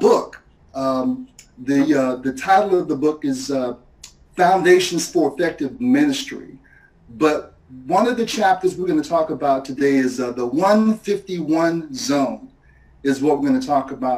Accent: Portsmouth, Virginia, United States; moved away as an adult; also born or lived in Miami / Philadelphia / Bowie, Maryland; I grew up in Portsmouth, Virginia, down in southeastern Virginia

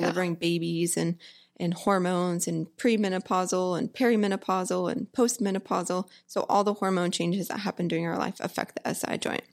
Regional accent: Humble, Texas, United States; also born or lived in College Station, Texas / Bowie, Texas / Alvord, Texas; I grew up in Houston, well, a small town called Humble

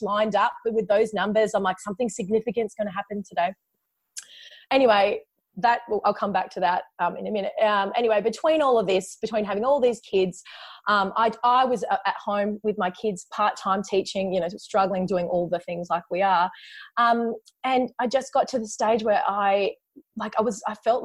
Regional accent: Perth, Western Australia, Australia; also born or lived in China; I'm from Perth in Western Australia

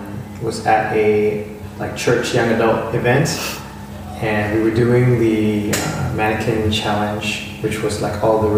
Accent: Singapore; also born or lived in Hong Kong; Yeah, I grew up in Singapore. I stayed there for the first 14, 15 years of my life, and then I went to Hong Kong with my dad. He went there for work, and I went to an international school there. That's where I picked up my accent

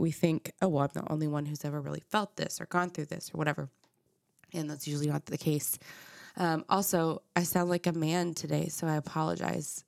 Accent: Dallas, Texas, United States; I grew up in Dallas. I grew up in North Dallas in McKinney in the suburbs

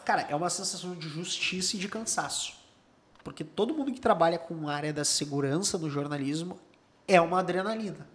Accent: Cachoeirinha, Rio Grande do Sul, Brazil; also born or lived in Gravataí; Nasci em Cachoeirinha, no Hospital Padre Jeremias

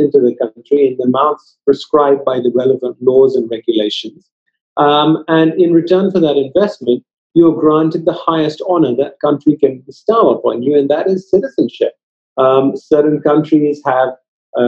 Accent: United Kingdom; moved away as an adult; now in Dubai, United Arab Emirates; I was born and brought up in the United Kingdom.

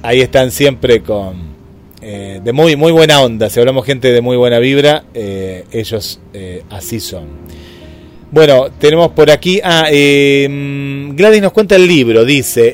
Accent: Argentina; nosotros como argentinos

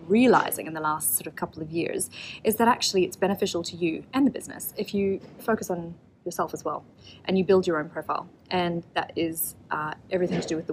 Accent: Auckland, New Zealand; moved away; I'm from Auckland in New Zealand originally

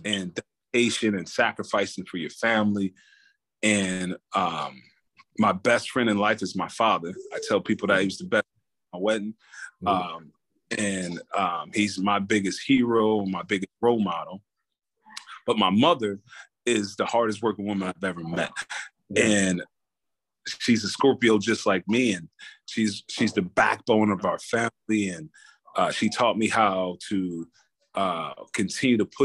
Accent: Camden, New Jersey, United States; moved away as an adult; also born or lived in Iowa; Growing up in Camden, New Jersey, you know, back in the 90s

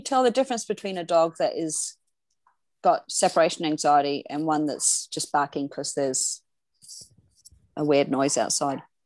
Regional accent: Australia; I'm from Australia

